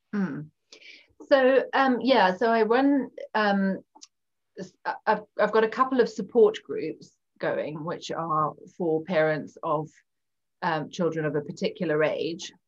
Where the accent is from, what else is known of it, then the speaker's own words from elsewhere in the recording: Zimbabwe; moved away as an adult; also born or lived in Cape Town, South Africa; now in United Kingdom; I grew up in Zimbabwe. Um, and I'm now living in the UK